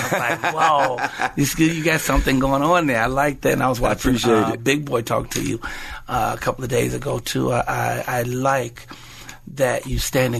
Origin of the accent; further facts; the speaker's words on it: Chicago, Illinois, United States; moved away; I'm just a brother from the hood, from the projects, you right know, on. And I'm from Chicago, Southside, Robert Taylor Home, 4352 South State Apartment 909, and it don't matter how many homes or places I live